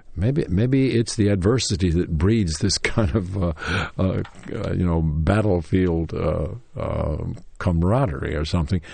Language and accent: English; Knoxville, Tennessee, United States; moved away; Knoxville, Tennessee, my hometown